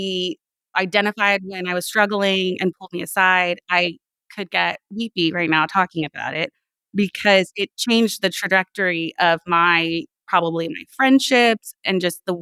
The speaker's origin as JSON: {"language": "English", "area": "Sacramento, El Dorado County", "region": "California", "country": "United States", "tie": "born or raised there", "said": "So in sixth grade, my family, we moved from Sacramento, which was like a city environment, up to a rural environment. We moved into El Dorado County"}